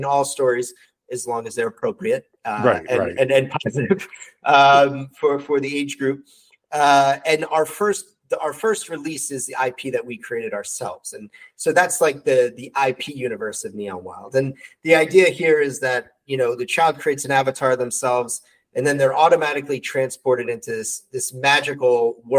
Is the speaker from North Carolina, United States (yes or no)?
no; New York City, New York, United States; moved away as an adult; now in New Jersey, United States; I'm born and raised New Yorker, born and raised in Brooklyn